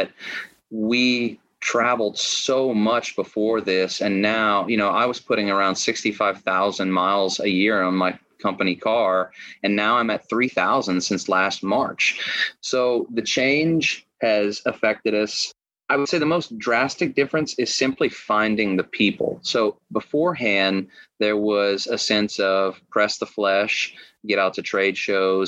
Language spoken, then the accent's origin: English; Lafayette, Louisiana, United States; moved away as an adult; now in Austin, United States; I am a Cajun kid from Lafayette, Louisiana